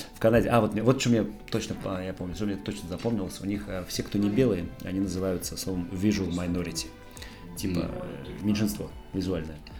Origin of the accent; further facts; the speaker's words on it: Tolyatti, Samara Oblast, Russia; moved away as an adult; also born or lived in Canada; now in Montenegro; я родился в Тольятти, жил в Шузовом всю свою осознанную жизнь, вот прям с детства, с глубокого